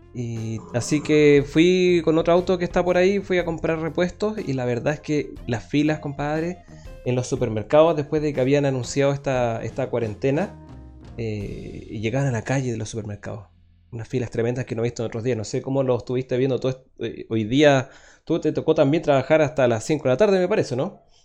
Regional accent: Chile

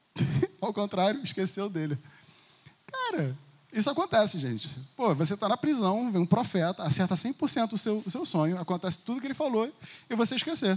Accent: Brazil; a gente como brasileiro

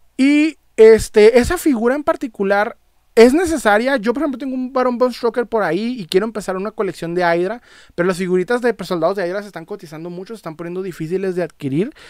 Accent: Ciudad Juárez, Chihuahua, Mexico; soy de Ciudad Juárez, Chihuahua

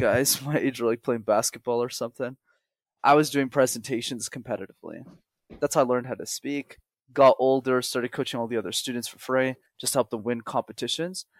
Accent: Montreal, Quebec, Canada; first language English; born and raised in Montreal, which is a city in Canada

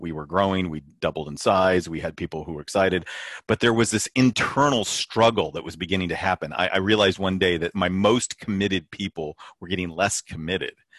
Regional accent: California, United States

